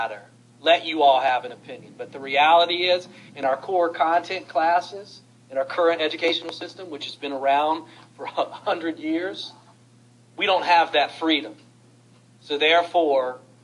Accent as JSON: {"language": "English", "town": "Salem", "region": "Virginia", "country": "United States", "tie": "born or raised there", "said": "I grew up in Salem, Virginia"}